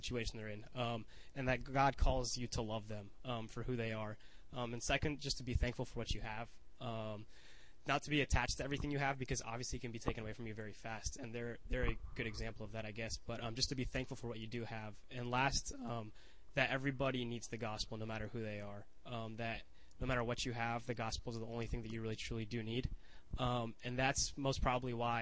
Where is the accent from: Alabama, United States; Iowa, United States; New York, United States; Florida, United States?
Florida, United States; Satellite Beach; moved away as an adult; I'm coming from Satellite Beach, which is a super small beach town that I'm from back at home, like 2 hours away from here